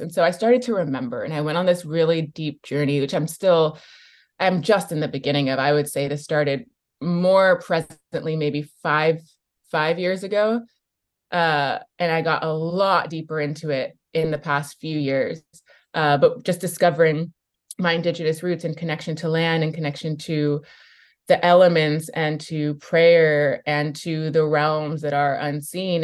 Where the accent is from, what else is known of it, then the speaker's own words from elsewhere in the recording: Bay Area, California, United States; growing up in the Bay Area